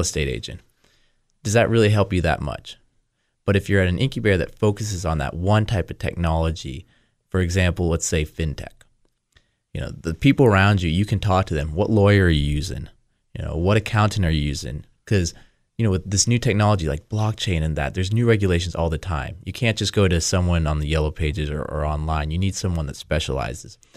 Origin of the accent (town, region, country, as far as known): United States; also born or lived in Costa Rica / China